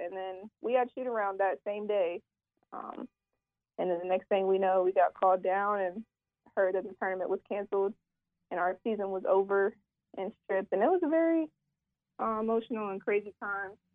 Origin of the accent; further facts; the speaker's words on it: Ironton, Ohio, United States; moved away as an adult; also born or lived in Virginia / North Carolina; coming back home, being close to my, my hometown community and things like that in the tri-state